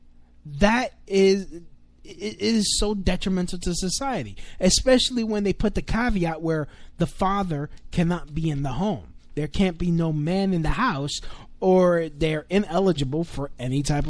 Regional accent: New York City, New York, United States; I'm Hispanic. I grew up here in America. I'm Puerto Rican. I grew up here in New York City

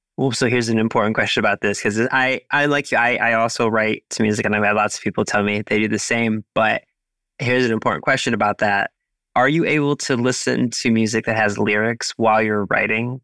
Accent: United States; also born or lived in Cleveland, Ohio; I am an American. I live in Cleveland, Ohio

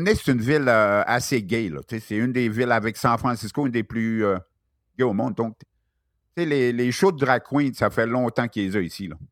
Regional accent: Chicoutimi, Quebec, Canada; moved away as an adult; now in Australia; je viens de Chicoutimi

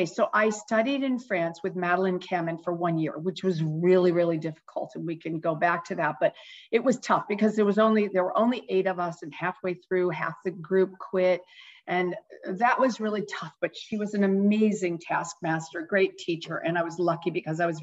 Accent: New England, United States; moved away as an adult; now in Bay Area, United States; I grew up in New England

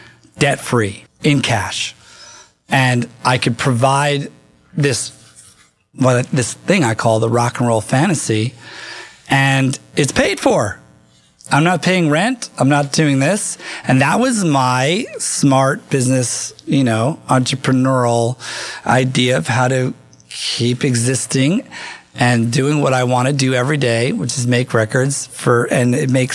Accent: Asbury Park, New Jersey, United States; moved away as an adult; also born or lived in England; This is where I grew up in Jersey

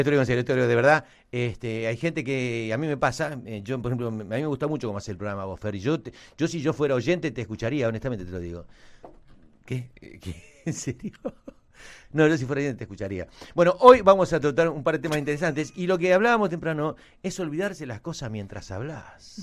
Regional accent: Argentina; Somos, ¿Qué somos? ¿Argentinos o no?

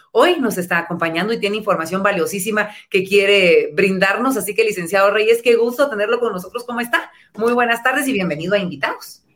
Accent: Guatemala; los guatemaltecos en nuestro país

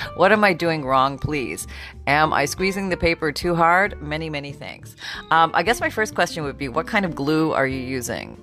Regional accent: Canada; moved away; I grew up in Canada

